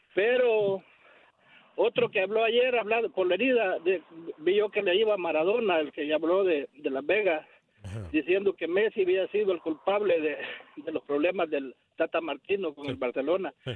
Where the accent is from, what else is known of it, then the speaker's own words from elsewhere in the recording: El Salvador; yo soy salvadoreño